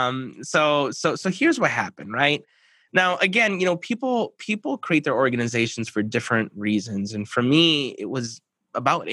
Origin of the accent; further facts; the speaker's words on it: Minneapolis, Minnesota, United States; I'm from the Minneapolis, Minnesota area. So born and raised